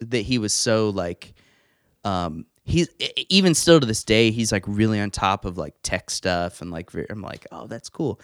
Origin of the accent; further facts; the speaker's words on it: Evansville, Indiana, United States; I am from Evansville, um, grew up here, went to school here